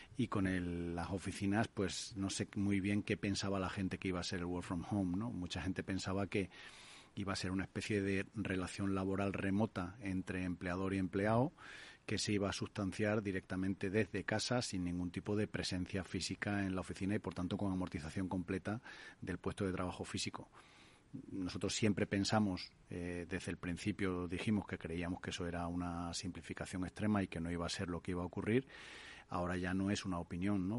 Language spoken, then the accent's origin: Spanish; Spain